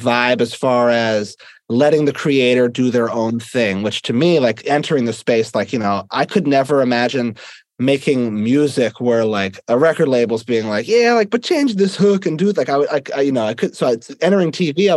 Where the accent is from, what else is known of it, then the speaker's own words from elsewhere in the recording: Philadelphia, Pennsylvania, United States; I'm from Philadelphia